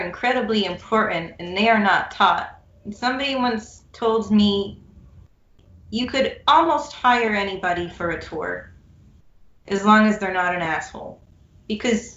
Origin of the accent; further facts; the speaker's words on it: United States; as an American